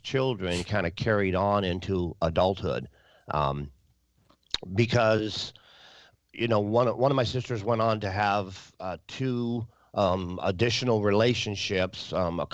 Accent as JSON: {"language": "English", "region": "Wisconsin", "country": "United States", "tie": "born or raised there", "also_born_or_lived": "North Dakota", "said": "I was born in North Dakota, and I lived most of my life in Wisconsin"}